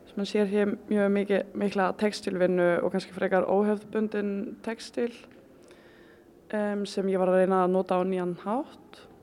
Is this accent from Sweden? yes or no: no; Faroe Islands; now in Iceland; ég er frá Færium